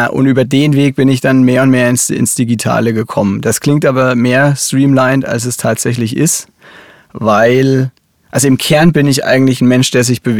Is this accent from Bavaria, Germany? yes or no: yes; Bavaria, Germany; Ich, ich komme aus Oberfranken. Ähm, das R ist quasi in uns drin.